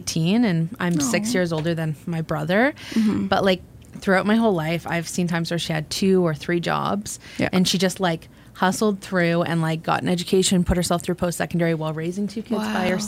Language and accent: English; Brighton, Ontario, Canada; I grew up in Brighton. I went to public school there and high school